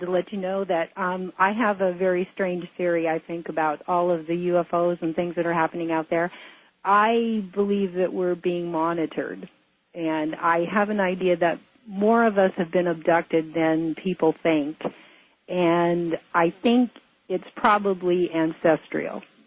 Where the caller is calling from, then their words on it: Hawaii, United States; I'm calling from Hawaii